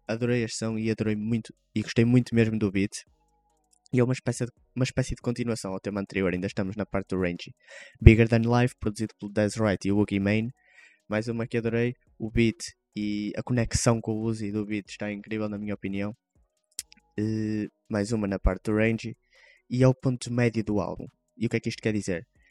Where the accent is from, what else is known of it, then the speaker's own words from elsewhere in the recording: Vila Nova de Gaia, Norte, Portugal; cá de Gaia, de onde eu sou natural